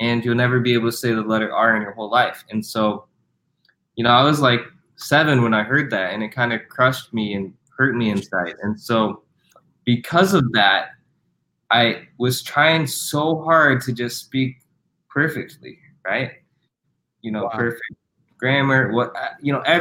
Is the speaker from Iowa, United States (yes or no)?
yes; Iowa, United States; also born or lived in South Korea; adopted by my parents here in Iowa.